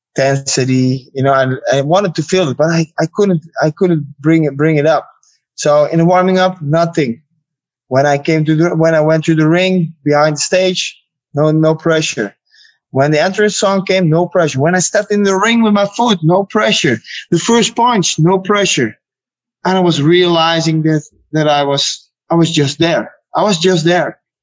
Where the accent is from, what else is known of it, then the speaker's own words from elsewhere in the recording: Netherlands; I'm from Holland